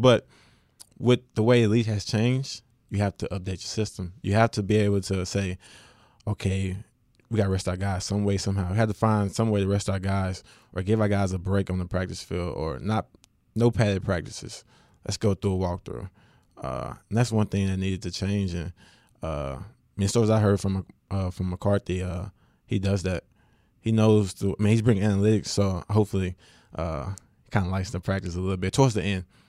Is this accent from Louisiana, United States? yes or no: yes; West Monroe, Louisiana, United States; I am from West Monroe